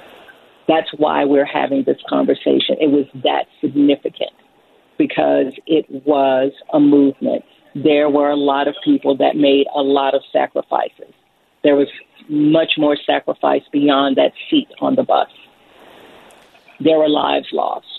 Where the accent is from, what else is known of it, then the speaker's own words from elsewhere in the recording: Baton Rouge, Louisiana, United States; I am from Baton Rouge, Louisiana